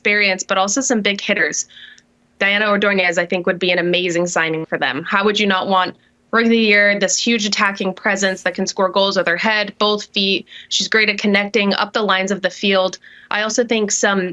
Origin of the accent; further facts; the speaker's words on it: Utah, United States; I am from Utah